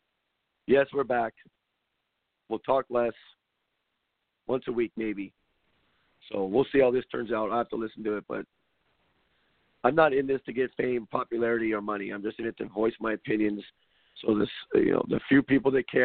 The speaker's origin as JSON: {"language": "English", "country": "United States", "said": "We as normal American citizens"}